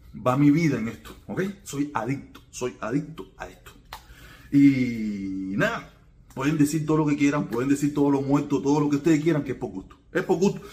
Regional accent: Cuba; somos los puros cubanos

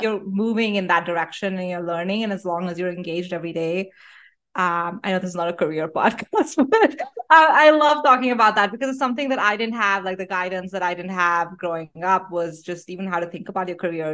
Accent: Delhi, India; moved away as an adult; I grew up in Delhi in India, um, and I wa-, was living in Delhi till I was eighteen

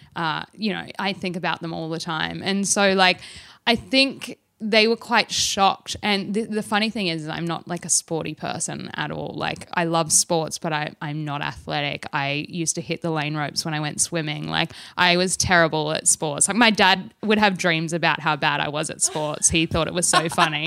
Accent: Australia; although I'm Australian

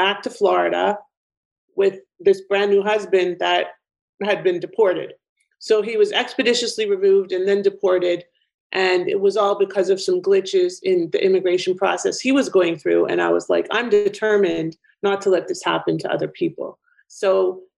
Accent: Canada; accent: Canadian; moved away; people know my accent often is Canadian.

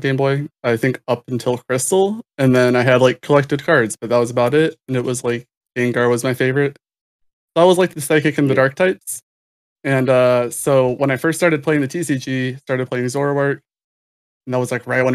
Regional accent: Michigan, United States; I'm from Michigan.

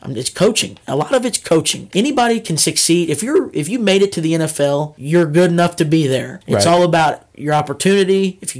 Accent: St. Louis, Missouri, United States; I'm from the St. Louis. We're from the St. Louis area. We are not anywhere near Kansas City.

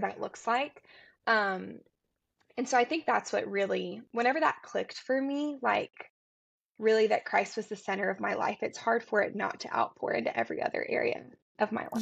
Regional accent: Tennessee, United States; also born or lived in Atlanta; I'm from Tennessee

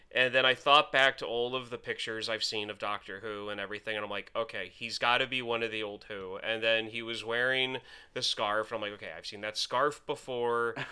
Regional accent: United States; as an American

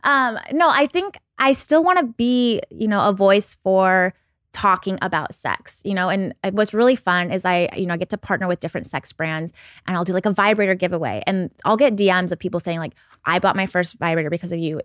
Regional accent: Pacific Northwest, United States; I'm from the Pacific Northwest

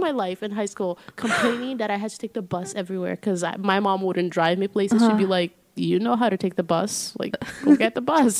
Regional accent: Belo Horizonte, Minas Gerais, Brazil; moved away; in my hometown, Belo Horizonte, you can take a bus, like, anywhere

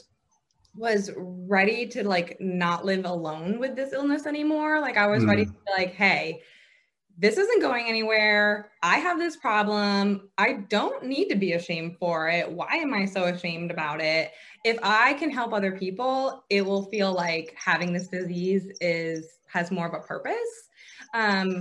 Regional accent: Vermont, United States; moved away as an adult; now in Atlanta, United States; I was actually born and raised in a small town in Vermont

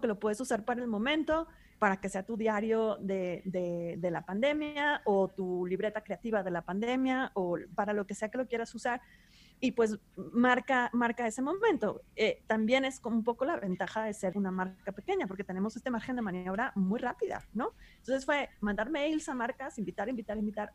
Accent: Monterrey, Nuevo León, Mexico; yo soy de Monterrey, que está en el norte de México

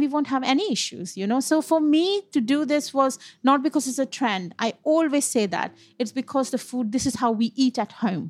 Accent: West Bengal, India; moved away as an adult; also born or lived in Punjab (parents' origin); now in United Kingdom; I'm born and brought up in Bengal

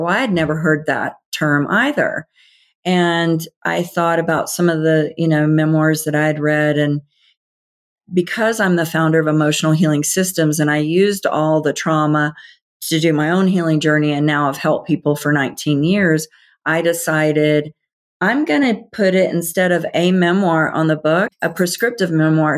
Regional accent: the South, United States; I grew up in the South, Bible Belt.

